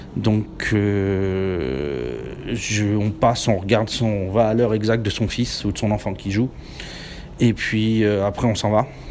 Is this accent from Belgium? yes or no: no; France; now in Japan; je suis français